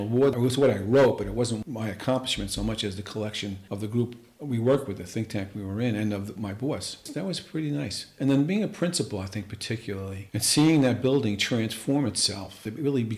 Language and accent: English; New York City, New York, United States; In Queens, Rosedale, where Italian kids weren't expected to be good students necessarily